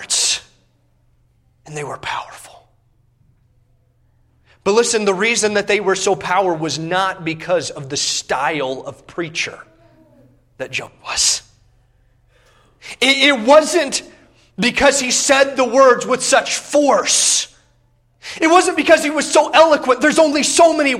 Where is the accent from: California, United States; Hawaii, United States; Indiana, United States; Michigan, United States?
Indiana, United States; Growing up in Indiana